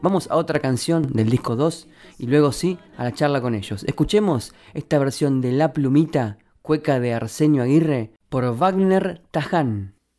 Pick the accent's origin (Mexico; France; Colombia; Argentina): Argentina; La Plata, Buenos Aires Province; platenses como yo, pero sí desde mi ciudad natal